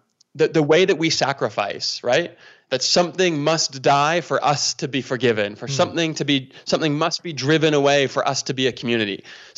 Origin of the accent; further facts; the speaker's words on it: Toronto, Ontario, Canada; now in Calgary, Canada; I'm from Toronto, right? So you got Calgary Flames fans here where I'm from, and you got Toronto Maple Leafs fans where I was from